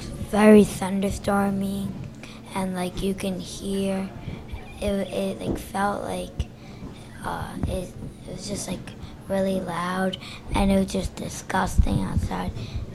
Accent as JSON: {"language": "English", "town": "Tenafly", "region": "New Jersey", "country": "United States", "said": "I'm 11 years old, and I'm from Tenafly, New Jersey."}